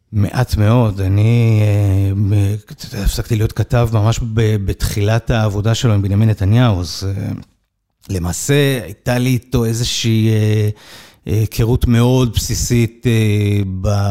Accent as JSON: {"language": "Hebrew", "town": "Kfar Saba", "region": "Central District", "country": "Israel", "tie": "born or raised there", "also_born_or_lived": "Jerusalem", "moved": "as an adult", "said": "נער מכפר סבא, שלמד בתיכון לא דתי"}